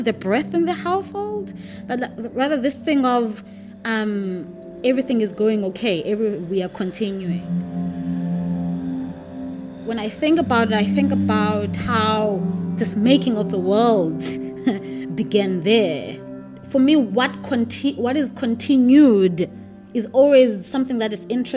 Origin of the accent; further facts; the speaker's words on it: Makhanda, Eastern Cape, South Africa; I grew up in Grahamstown in Makanda